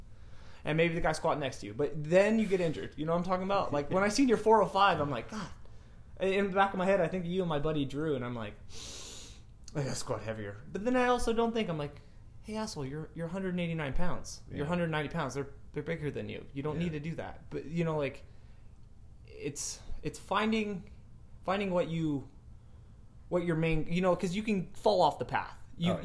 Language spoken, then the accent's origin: English; Lompoc, California, United States; moved away; I was a local celebrity in my hometown